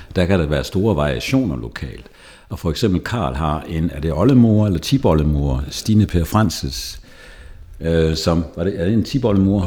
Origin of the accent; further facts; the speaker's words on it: Jutland, Denmark; moved away as an adult; also born or lived in Zealand; now in Lejre, Denmark; Jeg er vokset op i Jylland